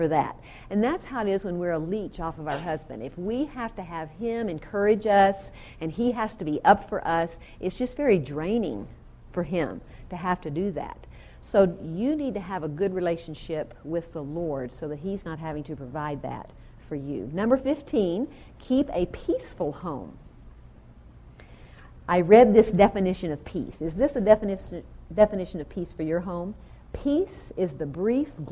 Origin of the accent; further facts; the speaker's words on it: the South, United States; now in Southern California, United States; I'm really from the South, and I should say y'all.